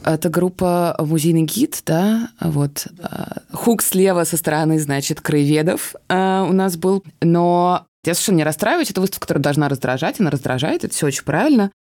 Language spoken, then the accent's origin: Russian; Moscow, Russia; я э, родилась в Москве, и у меня вообще очень сложно с пространственной идентичностью